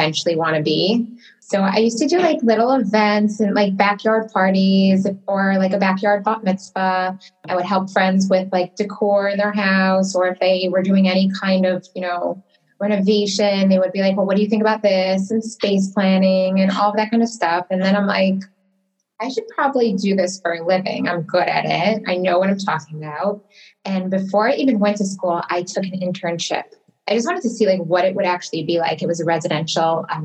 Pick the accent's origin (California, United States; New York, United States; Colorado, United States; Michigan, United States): Michigan, United States; Detroit; moved away as an adult; also born or lived in Toronto; now in Miami Beach, United States; So I come from Detroit, Michigan. Actually, that is where I was born and raised